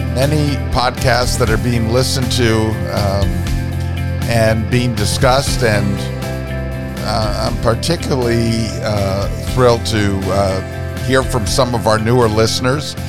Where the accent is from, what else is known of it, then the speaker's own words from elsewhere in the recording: Vermont, United States; growing up and encountering Maria Von Trapp in my home state of Vermont